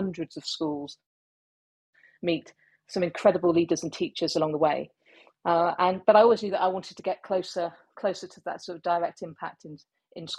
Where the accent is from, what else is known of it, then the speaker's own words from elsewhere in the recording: Cornwall, South West England, United Kingdom; moved away as an adult; I'm from the Southwest. You know, I went to school in Cornwall